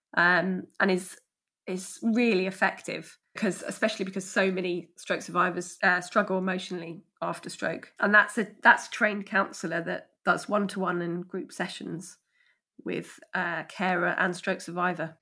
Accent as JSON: {"language": "English", "town": "Ashford", "region": "South East England", "country": "United Kingdom", "tie": "born or raised there", "said": "I grew up in Ashford, um, a street away from where I currently live"}